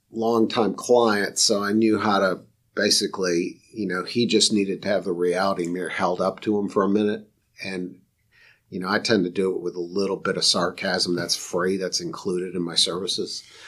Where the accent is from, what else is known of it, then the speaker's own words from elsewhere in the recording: Rochester, New York, United States; moved away as an adult; now in Raleigh, United States; I'm from Rochester, New York, where the sun shines about three days a year